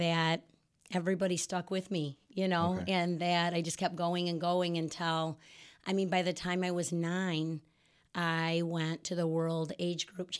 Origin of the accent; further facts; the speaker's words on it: Rockford, Illinois, United States; Yes, I was born and raised in Rockford.